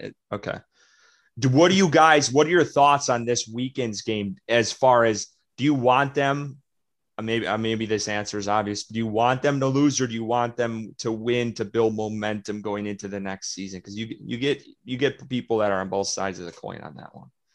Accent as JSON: {"language": "English", "area": "about a half hour from Green Bay", "region": "Wisconsin", "country": "United States", "tie": "born or raised there", "said": "my hometown because it was about a half hour away from Green Bay"}